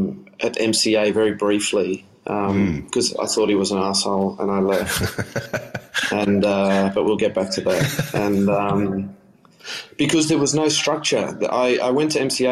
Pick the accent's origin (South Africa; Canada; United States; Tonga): South Africa; moved away; that's the music I grew up with in South Africa as well.